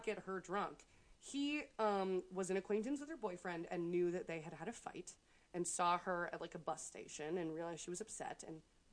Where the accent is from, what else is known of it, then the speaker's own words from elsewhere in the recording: United States; we're American